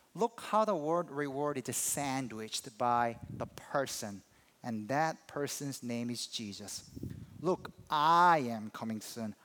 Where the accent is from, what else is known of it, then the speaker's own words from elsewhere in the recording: South Korea; moved away; I'm from Korea